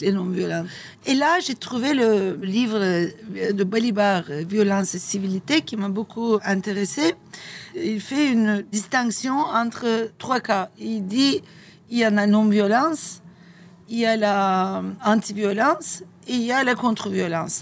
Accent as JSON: {"language": "French", "country": "Turkey", "tie": "born or raised there", "second_language": "French", "moved": "as an adult", "lives_now": "Nice, France", "said": "chez nous, en Turquie"}